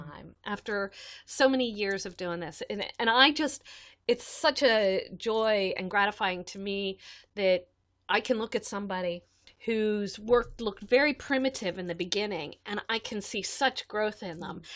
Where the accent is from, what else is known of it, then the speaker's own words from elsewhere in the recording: United States; as an American adult